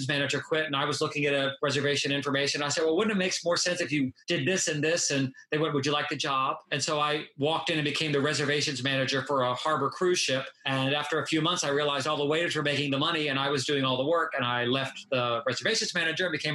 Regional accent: Norfolk, Virginia, United States; moved away as an adult; also born or lived in Las Vegas, Nevada; now in Key West, United States; I'm from Norfolk, Virginia

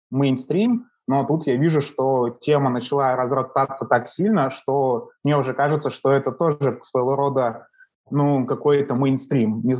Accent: Kamchatka Krai, Russia; now in Saint Petersburg, Russia; я живу в Петербурге, но я не коренной петербуржец. Я приехал сюда с Камчатки, вот, э, с далекой.

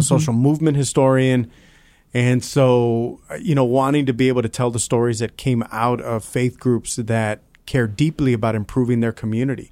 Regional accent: South Texas, United States; I grew up in South Texas

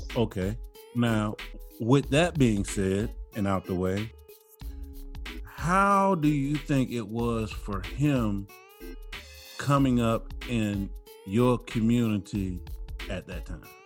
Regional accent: New Orleans, Louisiana, United States; I'm from New Orleans now

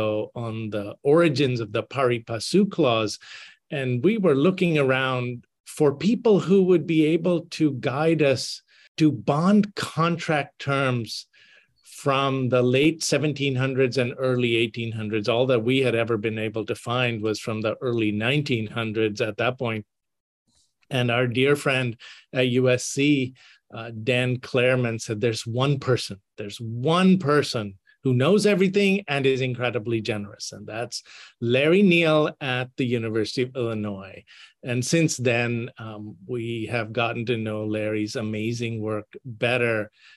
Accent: India; moved away; I grew up in India, so the Louisiana Purchase is not something that I got taught about in school

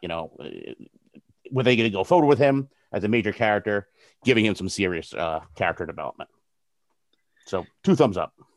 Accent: New Jersey, United States; I'm from New Jersey

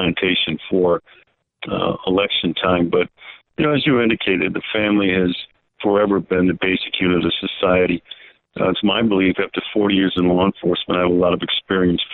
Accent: Milwaukee, Wisconsin, United States; my hometown of Milwaukee

